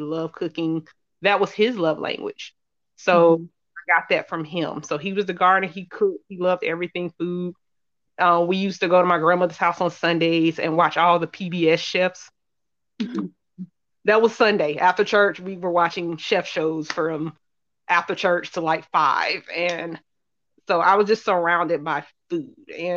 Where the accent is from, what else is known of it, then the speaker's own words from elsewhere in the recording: Charlotte, North Carolina, United States; I'm born and raised in Charlotte, North Carolina. I currently live here